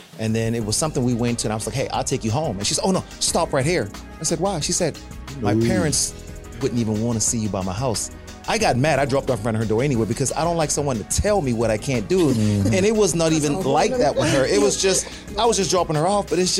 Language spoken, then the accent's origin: English; South Carolina, United States; now in Florida, United States; me growing up in South Carolina